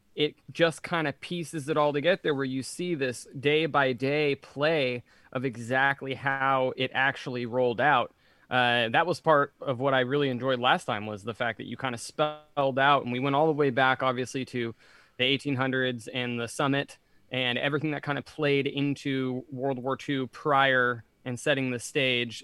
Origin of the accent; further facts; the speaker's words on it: California, United States; being Californian